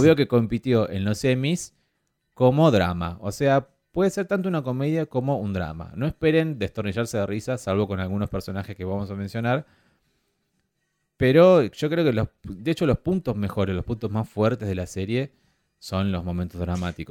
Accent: Argentina; soy argentino y sudamericano

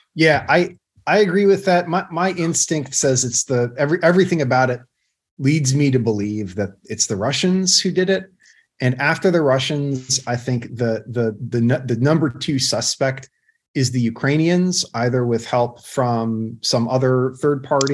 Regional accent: United States; as a patriotic American

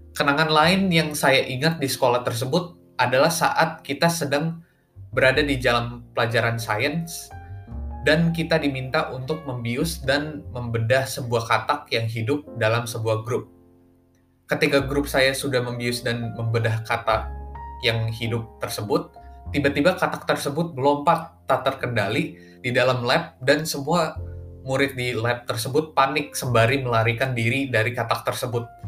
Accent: Bandung, West Java, Indonesia; now in Gading Serpong, Indonesia; Saya lahir di kota Bandung pada tanggal delapan belas Juni tahun dua ribu tiga

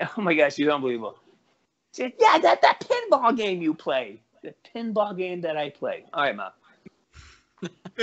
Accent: Western Massachusetts, United States; I'm from Western Mass, from Boston

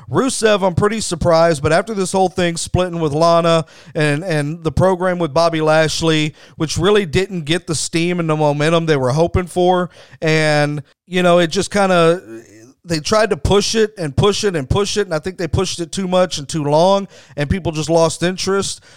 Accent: Texas, United States; I'm from Texas

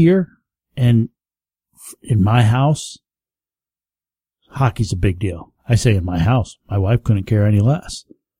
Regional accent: the Catskills, New York, United States; also born or lived in Florida; now in Rochester, United States; Growing up where I grew up down in the Catskills, all my teams are New York.

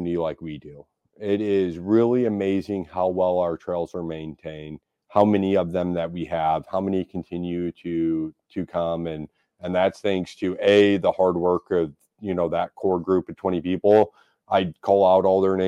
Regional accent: St. Louis, Missouri, United States; also born or lived in Oakville, Missouri; I grew up in South St. Louis

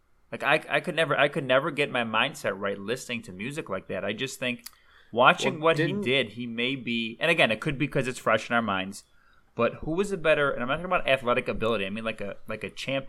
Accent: Chicago, Illinois, United States; because we're from Chicago

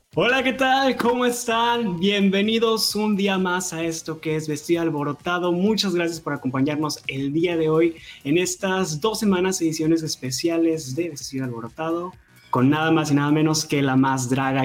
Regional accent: Tamaulipas, Mexico; yo soy de Tamaulipas

